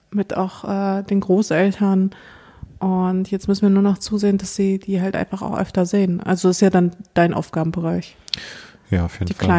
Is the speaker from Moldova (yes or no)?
yes; Moldova; born there; ich bin geboren in Moldawien, ein Land, zu dem ich gar keinen Bezug habe